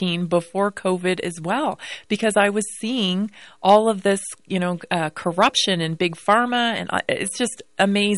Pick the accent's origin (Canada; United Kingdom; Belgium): Canada; Victoria, British Columbia; moved away as an adult; now in United States; I have family over there, and I'm from Canada, Victoria, British Columbia